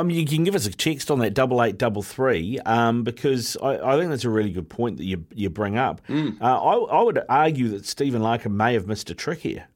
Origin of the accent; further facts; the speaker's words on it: Auckland, New Zealand; I'm born and bred in Auckland